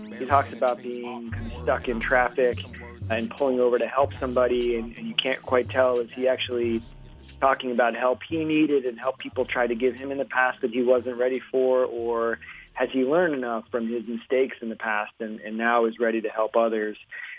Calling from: Washington, District of Columbia, United States; I'm calling from Washington, D.C.

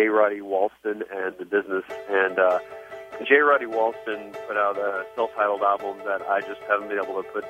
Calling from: Fort Worth, Texas, United States; I'm calling from Fort Worth.

